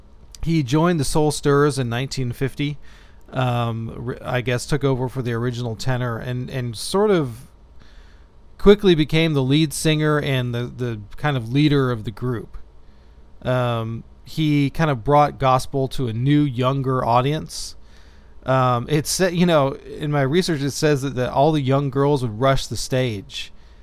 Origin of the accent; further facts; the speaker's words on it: Houston, Texas, United States; moved away; growing up in Houston